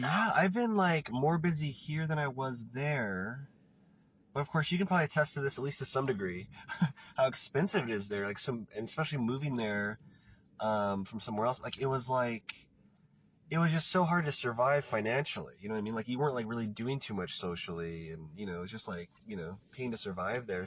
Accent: Portland, Oregon, United States; moved away; also born or lived in Los Angeles; I'm from Portland. I'm here right now

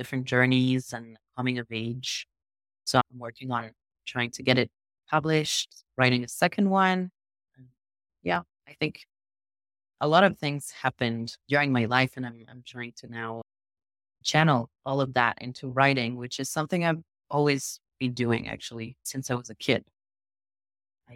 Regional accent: France; English is a second language; moved away as an adult; also born or lived in Israel; now in Southern Israel, Israel; I'm originally French. I was born in France. I grew up both in France and Israel.

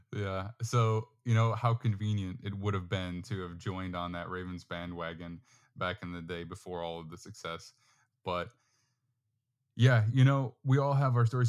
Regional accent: New York, United States; also born or lived in Florida; now in Texas, United States; I am from New York, not really from New York City per se, but close enough

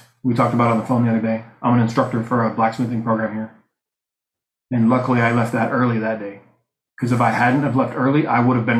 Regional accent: Buffalo, New York, United States; I'm from Buffalo, New York.

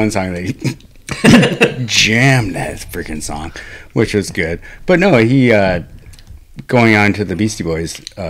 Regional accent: Brighton, Michigan, United States; growing up in Brighton

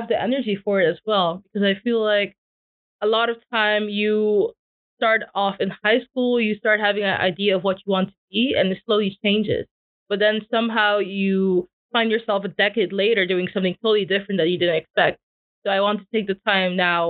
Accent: Curaçao; moved away as an adult; also born or lived in Netherlands; we relocated from the Netherlands to Curacao.

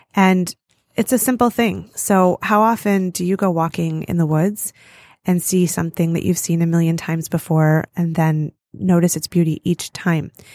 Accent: Farmington Hills, Michigan, United States; So I grew up in Farmington Hills, Michigan

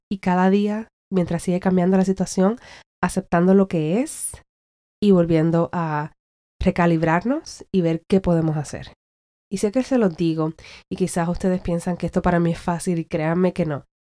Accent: Puerto Rico; soy puertorriqueña y que quiero brindar más para la gente con la que me crié

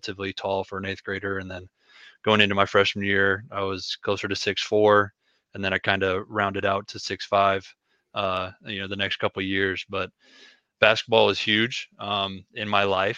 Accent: Ackley, Iowa, United States; moved away as an adult; now in Macomb, United States; I'm from a really small town in Iowa. Ackley, Iowa is the name of it

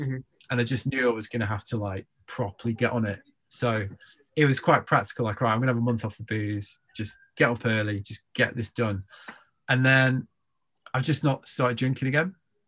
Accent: United Kingdom; I'm British.

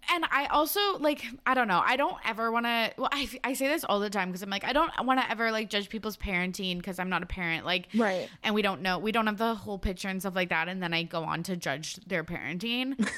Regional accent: Canada; us being Canadian

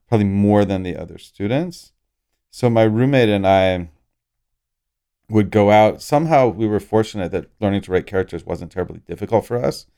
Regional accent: Orlando, Florida, United States; I grew up in Orlando, Florida

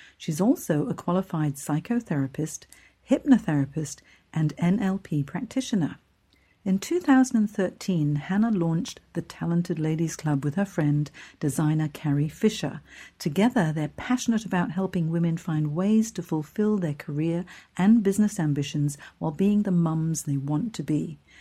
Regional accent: Hong Kong; moved away; I'm from Hong Kong originally. I grew up there.

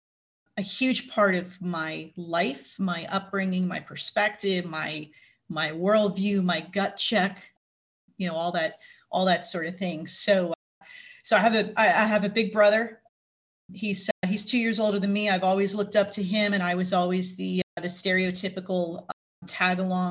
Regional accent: Plainfield, New Jersey, United States; first language English; also born or lived in Elizabeth, New Jersey / Monmouth County, New Jersey; I grew up in a town called Plainfield, which is one of the bigger cities in New Jersey

